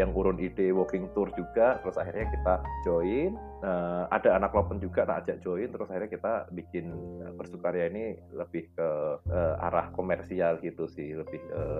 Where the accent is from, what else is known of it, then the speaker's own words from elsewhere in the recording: Semarang, Central Java, Indonesia; born there; penanda kalau kita itu lahir di Semarang.